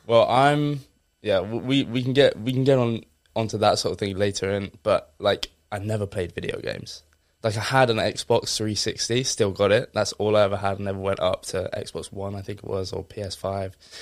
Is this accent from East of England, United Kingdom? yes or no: yes; Essex, East of England, United Kingdom; a very normal kid from Essex